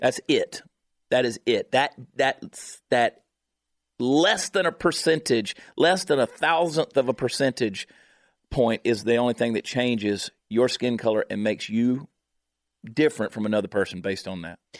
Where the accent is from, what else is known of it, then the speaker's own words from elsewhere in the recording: Augusta, Georgia, United States; I am from Augusta, Georgia. I am from Georgia.